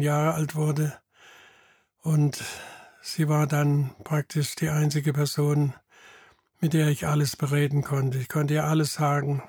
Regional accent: Bad Krozingen, Baden-Württemberg, Germany; now in Eimeldingen, Germany; Ich bin in Bad Krozingen geboren und die meisten wohnen auch noch dort oder in der Umgebung

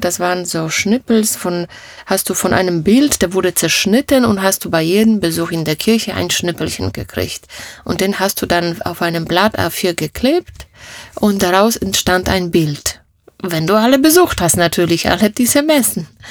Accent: Opole, Opole Voivodeship, Poland; first language Polish; German is a second language; moved away as an adult; now in Germany; ich komme aus, aus Oberschlesien, sagt man heute, ja. Oberschlesien, das war Opole. Ich bin in Deutschland schon 35 Jahre. Da war ich 20 Jahre alt, da kam ich nach Deutschland.

